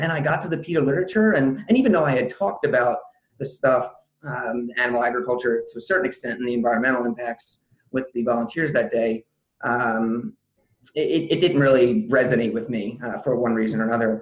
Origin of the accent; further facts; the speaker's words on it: Southern New Jersey, United States; I'm originally from Southern New Jersey, and at the time I was still living in the area